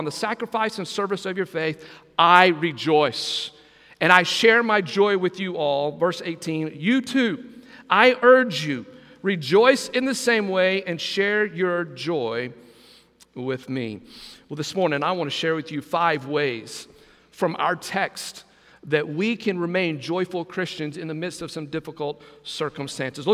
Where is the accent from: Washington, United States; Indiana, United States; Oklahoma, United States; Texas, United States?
Texas, United States; now in Brunswick, United States; growing up in Texas, as a kid